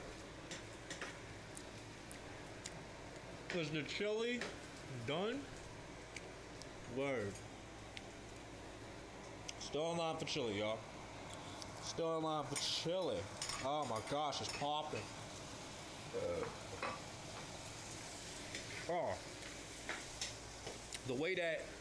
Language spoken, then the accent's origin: English; St. Louis, Missouri, United States; I'm from the Lou, and I'm proud